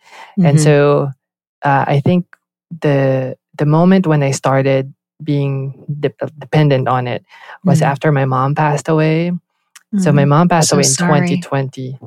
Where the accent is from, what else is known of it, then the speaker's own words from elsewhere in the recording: Philippines; moved away as an adult; also born or lived in Southern California; now in United States; I grew up in the Philippines, born and raised there.